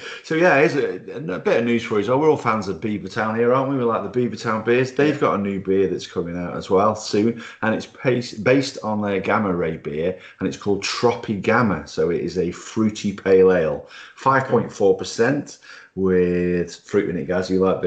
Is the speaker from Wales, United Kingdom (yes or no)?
yes; Wales, United Kingdom; I'm Welsh. I'm followed Wales.